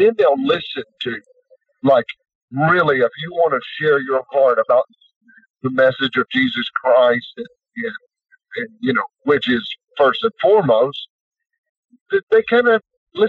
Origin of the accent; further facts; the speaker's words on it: Beaver Dam, Kentucky, United States; moved away; I'm from Beaverdam, Kentucky.